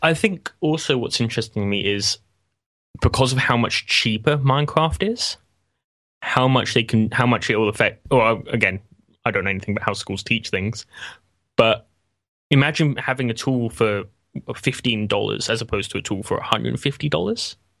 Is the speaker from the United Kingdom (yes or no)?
yes; England, United Kingdom; as an Englishman